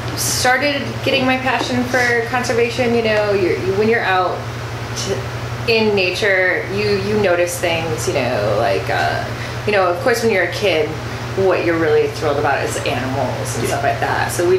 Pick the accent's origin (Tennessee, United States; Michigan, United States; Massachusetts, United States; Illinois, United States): Illinois, United States; Waukegan; moved away as an adult; now in Milwaukee, United States; I grew up in Waukegan, Illinois area, came to Milwaukee, it'll be 13 years